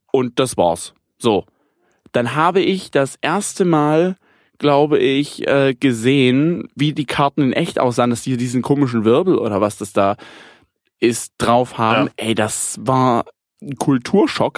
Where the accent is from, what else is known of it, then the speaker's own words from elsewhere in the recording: Germany; bei uns in Deutschland